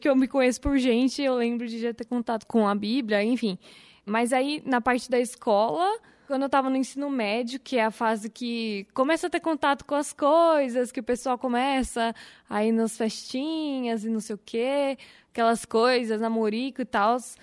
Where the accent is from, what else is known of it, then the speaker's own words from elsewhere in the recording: São Paulo, Brazil; moved away; Eu sou de São Paulo, né? Mas mudei para cá em 2002.